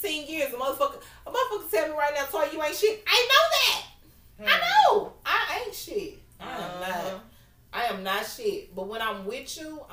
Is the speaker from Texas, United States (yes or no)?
yes; Houston, Texas, United States; I am straight from South Park. I am from the hood